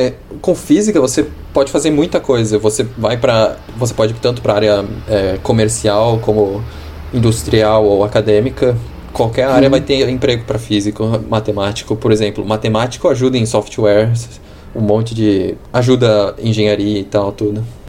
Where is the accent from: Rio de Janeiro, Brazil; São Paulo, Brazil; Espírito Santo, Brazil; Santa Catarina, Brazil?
São Paulo, Brazil; also born or lived in Australia; now in Toronto, Canada; eu sou de São Paulo